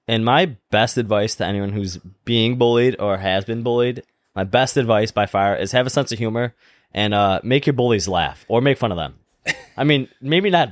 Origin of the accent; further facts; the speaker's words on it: Cheektowaga, New York, United States; accent: South Cheektowaga; It's my accent. It's that, like, South Cheektowaga thing going